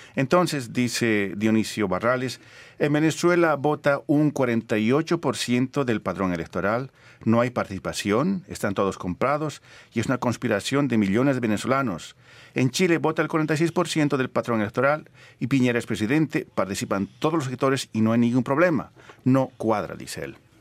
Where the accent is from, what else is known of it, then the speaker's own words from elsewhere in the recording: Bolivia; moved away; nací en Bolivia